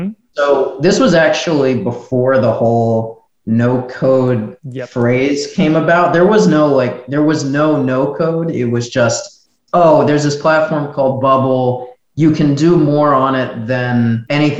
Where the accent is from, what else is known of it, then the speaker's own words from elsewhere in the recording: United States; moved away as an adult; now in Miami, United States; I'm originally from New York, New Jersey, but I'm now in Miami because of coronavirus.